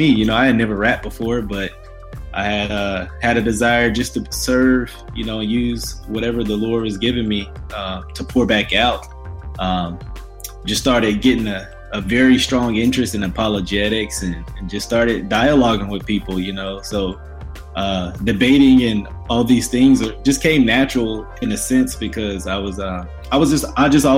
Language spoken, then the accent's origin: English; Grambling, Shreveport area, Louisiana, United States; also born or lived in Ruston, Louisiana; now in Dallas, United States; grew up around Grambling, you know, those areas, Shreveport